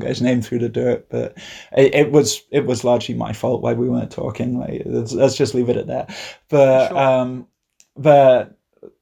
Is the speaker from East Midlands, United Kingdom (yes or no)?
yes; Leicester, East Midlands, United Kingdom; I'm from Leicester